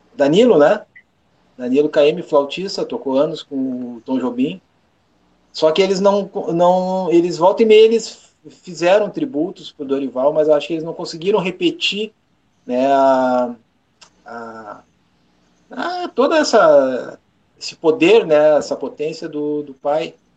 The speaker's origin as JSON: {"language": "Portuguese", "region": "Rio Grande do Sul", "country": "Brazil", "said": "eu sou gaúcho"}